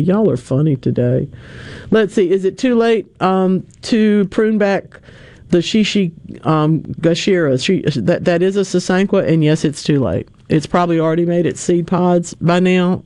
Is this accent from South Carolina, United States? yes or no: no; North Louisiana, United States; I'm from North Louisiana. All right. I'm I'm I'm a proud member of the odd group of people that grew up along Interstate 20